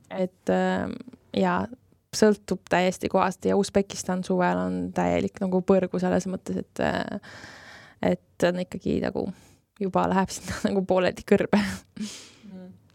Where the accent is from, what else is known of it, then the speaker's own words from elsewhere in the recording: Estonia; mina ütlesin Eestist